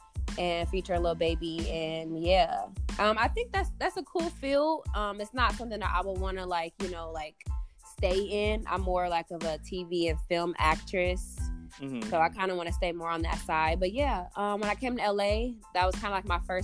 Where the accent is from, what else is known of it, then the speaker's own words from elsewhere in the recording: Omaha, Nebraska, United States; I'm from Omaha, Nebraska